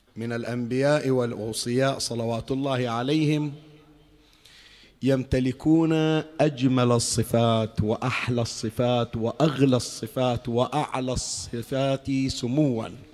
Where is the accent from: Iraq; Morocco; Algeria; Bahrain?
Bahrain; وأنا البحريني، ابن البحرين